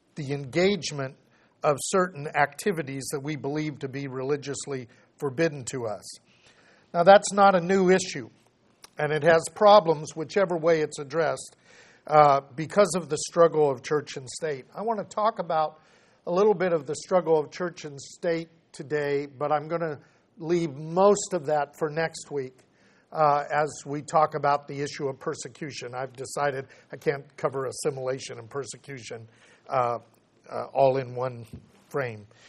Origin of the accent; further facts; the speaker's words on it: United States